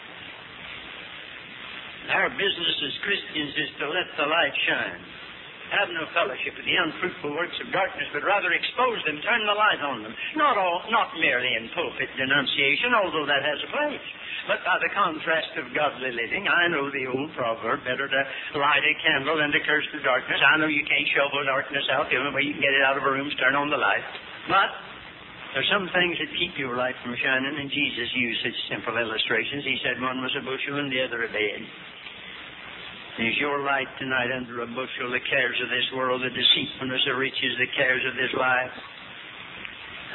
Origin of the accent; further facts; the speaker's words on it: Western North Carolina, United States; also born or lived in Hickory, North Carolina; I started out in Western North Carolina as a little boy